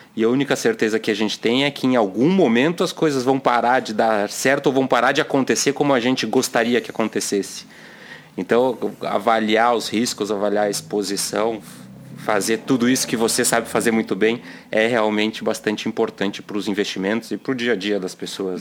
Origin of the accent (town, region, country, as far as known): Brazil